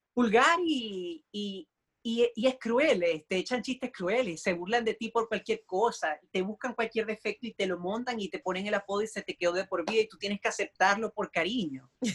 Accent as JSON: {"language": "Spanish", "town": "Maracaibo", "region": "Zulia", "country": "Venezuela", "also_born_or_lived": "Puerto La Cruz, Venezuela / Puerto Rico", "moved": "as an adult", "lives_now": "New York, United States", "said": "soy maracucho"}